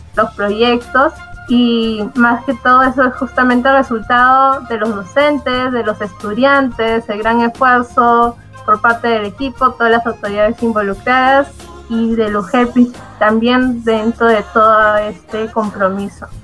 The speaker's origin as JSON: {"language": "Spanish", "region": "Lima", "country": "Peru", "said": "Yo soy de Lima"}